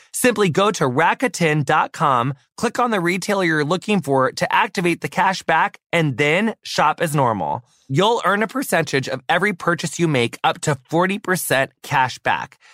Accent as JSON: {"language": "English", "country": "United States", "tie": "born or raised there", "said": "my entire like you know adolescent childhood life in in my hometown"}